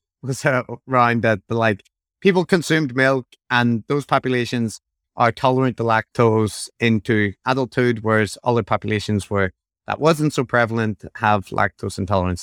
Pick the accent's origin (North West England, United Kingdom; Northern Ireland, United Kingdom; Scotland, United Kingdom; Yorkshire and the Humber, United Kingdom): Northern Ireland, United Kingdom